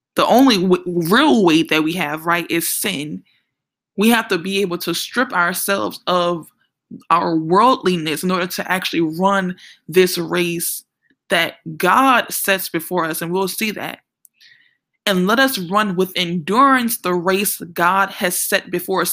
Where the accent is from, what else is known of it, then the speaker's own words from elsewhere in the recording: New Orleans, Louisiana, United States; I'm from New Orleans